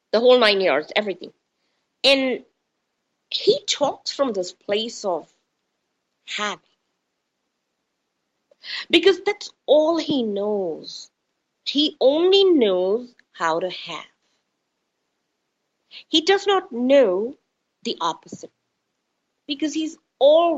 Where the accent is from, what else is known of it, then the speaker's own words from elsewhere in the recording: India; moved away; also born or lived in United States; coming from India